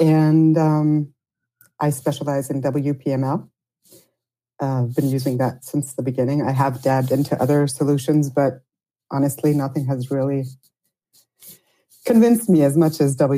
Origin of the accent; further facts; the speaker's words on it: United States; moved away as an adult; also born or lived in Germany / Czech Republic; now in Prague, Czech Republic; That's an acquired Italian last name. I'm American, based in just outside of Prague in the Czech Republic. I'm 45 years old.